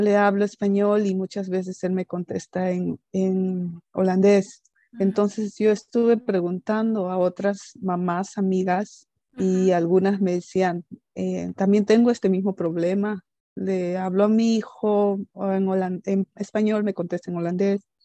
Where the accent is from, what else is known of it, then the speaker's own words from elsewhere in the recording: Peru; first language Spanish; moved away as an adult; now in Netherlands; yo soy peruana